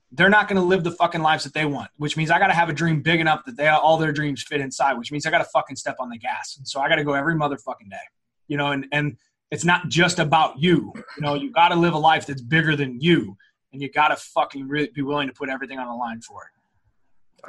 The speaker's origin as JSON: {"language": "English", "town": "St. Louis", "region": "Missouri", "country": "United States", "said": "I'm from South County. I'm from a, you know, it's a very blue collar area here in St. Louis"}